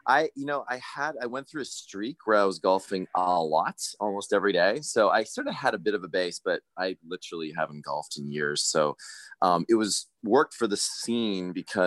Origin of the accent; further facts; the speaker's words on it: Canada; I'm from Canada